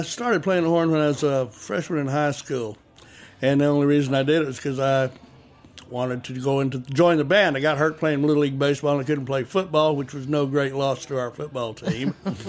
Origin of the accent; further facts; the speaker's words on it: Lubbock, Texas, United States; I told him I was from Lubbock